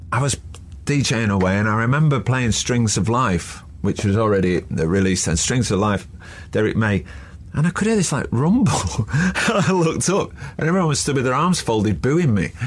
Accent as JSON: {"language": "English", "town": "Manchester", "region": "North West England", "country": "United Kingdom", "said": "Being a Mancunian"}